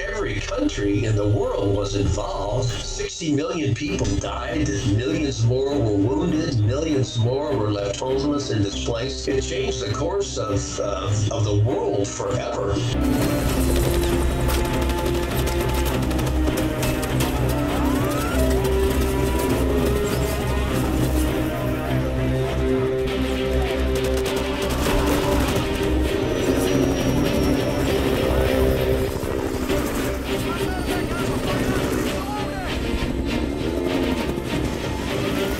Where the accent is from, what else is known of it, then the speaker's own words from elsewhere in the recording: Pasadena, California, United States; also born or lived in Seal Beach, California; I was born in Pasadena, California, raised there in Southern California